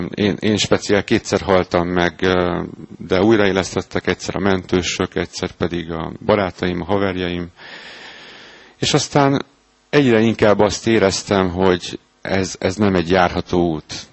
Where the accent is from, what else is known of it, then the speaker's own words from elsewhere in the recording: Hungary; Az uglóban nőttem fel egy lakótelepen